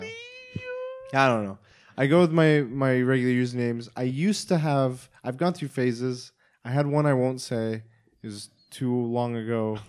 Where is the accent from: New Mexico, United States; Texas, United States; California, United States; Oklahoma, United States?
Oklahoma, United States; I'm from Oklahoma